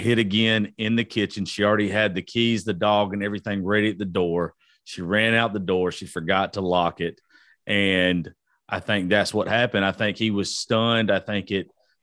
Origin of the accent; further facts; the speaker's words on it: Georgia, United States; I'm from Georgia